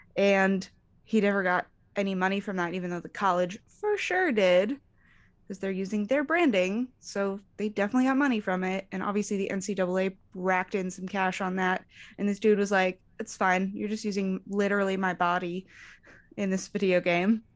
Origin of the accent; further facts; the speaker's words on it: Arizona, United States; I grew up in Arizona